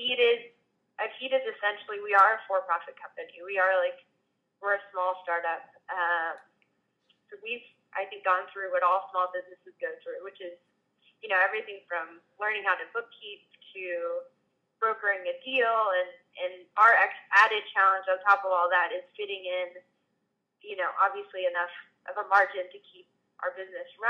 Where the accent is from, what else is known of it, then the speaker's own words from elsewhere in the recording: Texas, United States; growing up in Texas